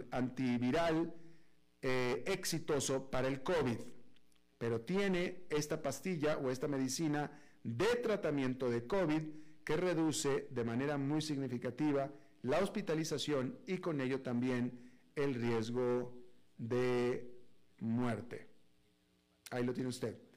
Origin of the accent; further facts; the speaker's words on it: Mexico; yo, como mexicano